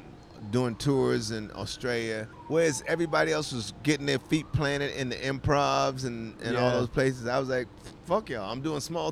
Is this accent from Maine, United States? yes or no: no; Washington, District of Columbia, United States; also born or lived in New York City / Charlotte, North Carolina; we moved to D.C. when I was 10